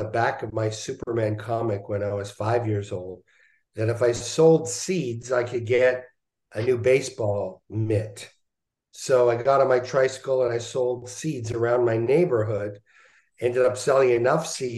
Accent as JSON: {"language": "English", "town": "Montreal", "region": "Quebec", "country": "Canada", "tie": "born or raised there", "said": "I was born in Montreal"}